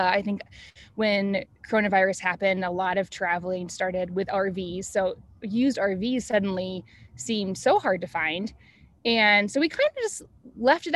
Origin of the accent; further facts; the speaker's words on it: Asheville, North Carolina, United States; We are originally from Asheville, North Carolina